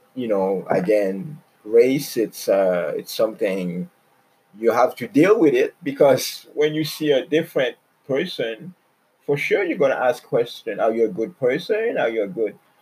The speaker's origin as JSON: {"language": "English", "region": "Quebec", "country": "Canada", "tie": "born or raised there", "moved": "yes", "lives_now": "Toronto, Canada", "said": "I grew up in Quebec"}